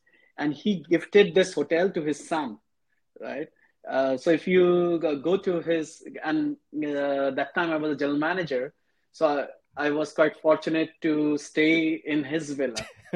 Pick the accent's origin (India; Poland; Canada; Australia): India; Mumbai, Maharashtra; now in Dubai, United Arab Emirates; first time I remember when I came from Mumbai to Dubai, I had the feeling, I said, how come the city, because Mumbai pace is very different.